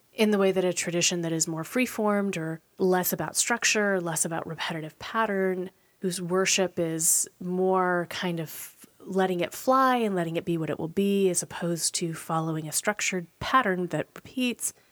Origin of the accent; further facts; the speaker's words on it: Portland, United States; North American Portland folks